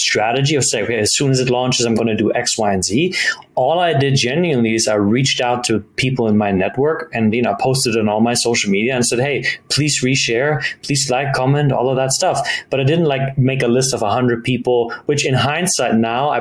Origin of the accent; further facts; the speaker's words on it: Germany; moved away; I grew up in Germany. I'm half German, half Italian